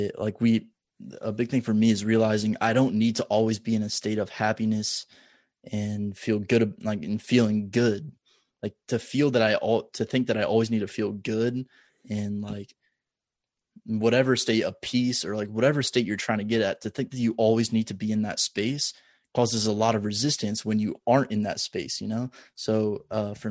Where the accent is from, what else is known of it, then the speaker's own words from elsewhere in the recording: Omaha, Nebraska, United States; Omaha, my hometown.